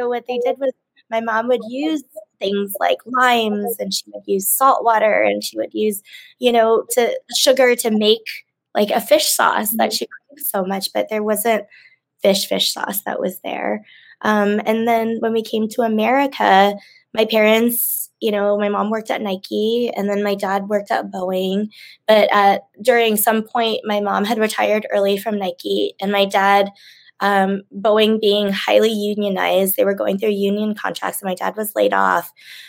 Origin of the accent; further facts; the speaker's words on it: Indonesia; born there; I was a refugee camp baby. So I was born in Indonesia.